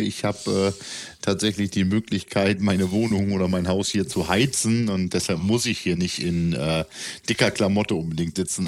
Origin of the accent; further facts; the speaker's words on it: East Frisia, Lower Saxony, Germany; für den gebürtigen Ostfriesen und Norddeutschen